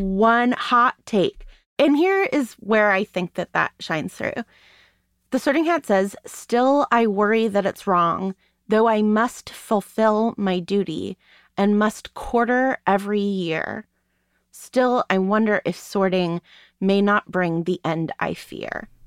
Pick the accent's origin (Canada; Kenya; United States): United States; being an American